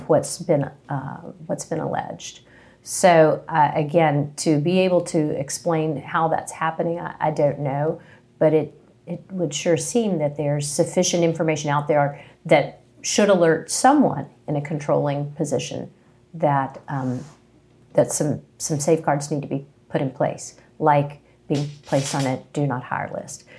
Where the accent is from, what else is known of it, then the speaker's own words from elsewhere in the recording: Princeton, West Virginia, United States; moved away as an adult; also born or lived in Charlotte, North Carolina; now in Charleston, United States; I am from West Virginia, Princeton, West Virginia